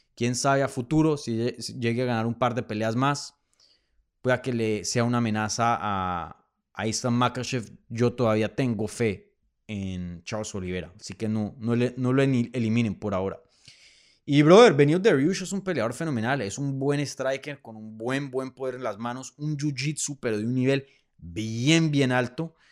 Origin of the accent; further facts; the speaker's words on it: Bogotá, Bogotá Capital District, Colombia; moved away; Bogotá, mi tierrita, que la extraño mucho